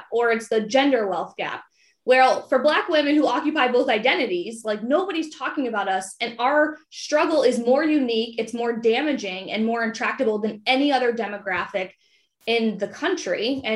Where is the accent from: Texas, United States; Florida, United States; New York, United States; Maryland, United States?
Maryland, United States; Prince George's County; I grew up in Prince George's County, Maryland